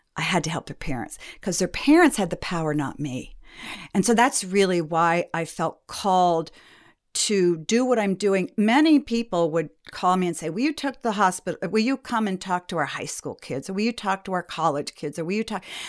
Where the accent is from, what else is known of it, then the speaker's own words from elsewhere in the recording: New England, United States; moved away as an adult; also born or lived in Milwaukee, Wisconsin; now in Traverse City, Michigan, United States; I grew up in New England.